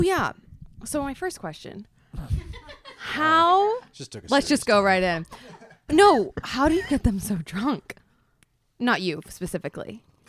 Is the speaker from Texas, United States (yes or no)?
yes; San Antonio, Texas, United States; Oh, cause I'm from Texas.